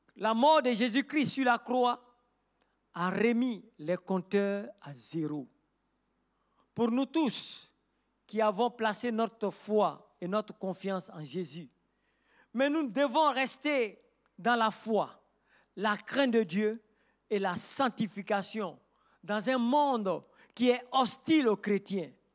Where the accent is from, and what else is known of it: Côte d’Ivoire